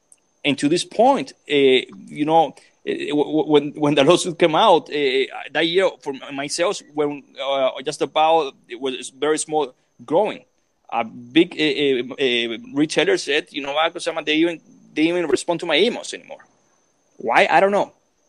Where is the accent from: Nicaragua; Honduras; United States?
Nicaragua; moved away as an adult; I came from Nicaragua here to make a living. I came to Nicaragua here to raise a family